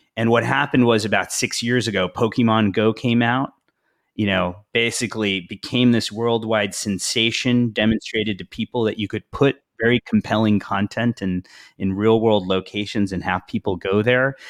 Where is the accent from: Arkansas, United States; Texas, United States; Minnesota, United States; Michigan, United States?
Texas, United States; Houston; moved away as an adult; also born or lived in India / Madrid / Paris / London; I was born in India, grew up in the United States, uh, grew up in Houston, uh, went to Rice University in Houston